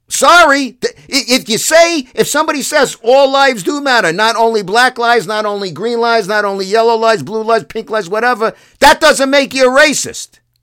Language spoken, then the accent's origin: English; United States; I'm an American.